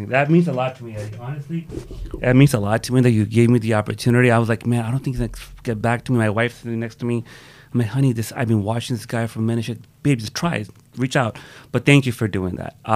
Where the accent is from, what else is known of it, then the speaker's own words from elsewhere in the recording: New York City, New York, United States; moved away as an adult; also born or lived in Miami, Florida; now in Miramar, United States; I'm born and raised, in Brooklyn, and I moved to Miami.